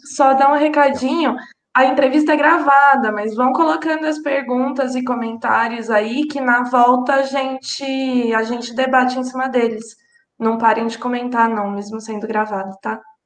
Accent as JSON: {"language": "Portuguese", "region": "São Paulo", "country": "Brazil", "said": "eu sou aqui de São Paulo"}